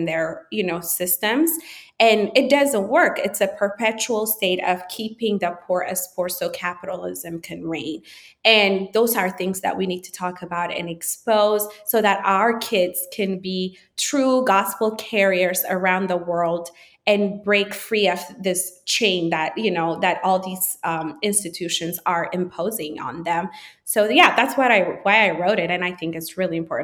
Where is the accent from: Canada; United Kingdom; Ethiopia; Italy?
Ethiopia; Addis Ababa; moved away as an adult; a city I grew up in Addis